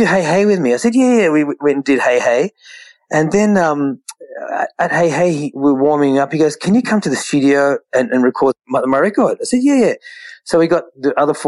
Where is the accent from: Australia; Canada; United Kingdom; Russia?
Australia; We're Indian Australians